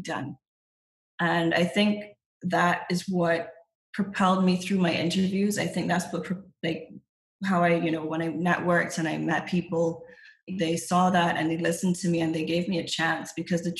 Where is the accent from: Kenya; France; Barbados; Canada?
Barbados; moved away as an adult; also born or lived in England; I'm from Barbados. I was born in England, raised in Barbados.